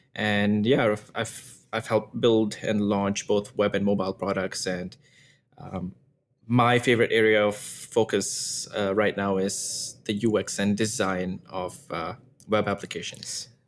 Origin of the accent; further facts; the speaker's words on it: Singapore; moved away as an adult; now in Toronto, Canada; I grew up in Singapore, moved to Singapore when I was maybe, like, four or five years old.